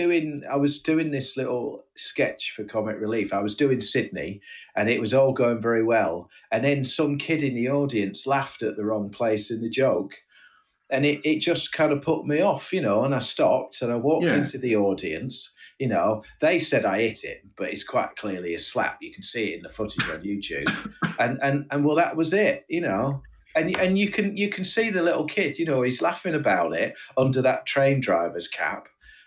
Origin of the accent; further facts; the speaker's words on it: Oldham, North West England, United Kingdom; where are you from? I said, Oldham.